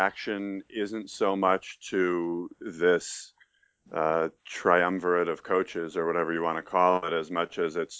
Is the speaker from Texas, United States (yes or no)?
no; Troy, New York, United States; born or raised there; also born or lived in Albany, New York